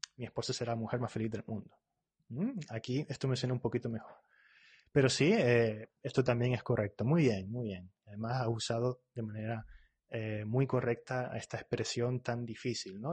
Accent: Spain; yo soy de España

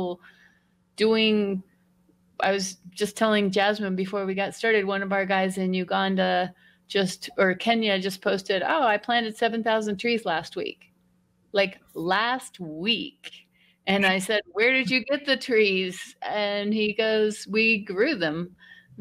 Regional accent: Denver, Colorado, United States; moved away as an adult; I grew up in Denver

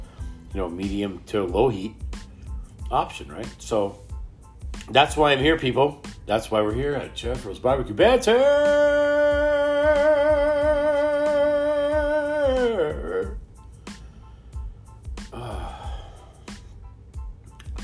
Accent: Canada; we're from Canada

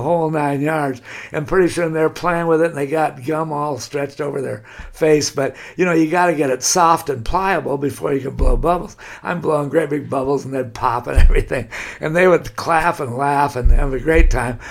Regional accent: Laguna Beach, California, United States; I've lived there all my life. I'm born there

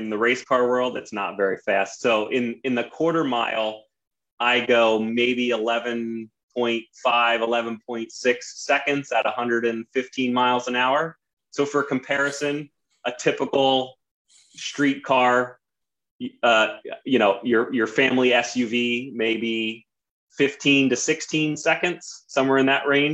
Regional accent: Sinking Spring, Pennsylvania, United States; I grew up in Sinking Spring

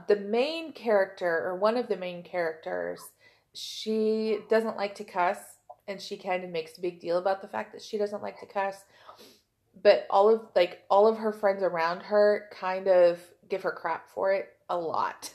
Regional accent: Oklahoma, United States; I am from Oklahoma

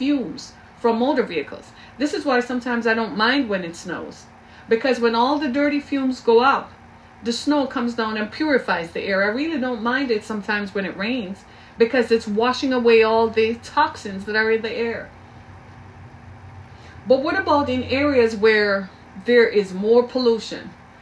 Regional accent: Jamaica; I grew up in Jamaica

